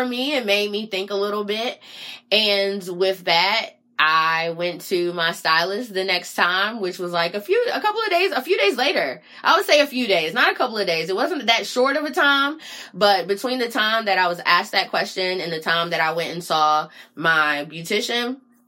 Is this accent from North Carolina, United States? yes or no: yes; Raleigh, North Carolina, United States; moved away as an adult; now in Washington, DC, United States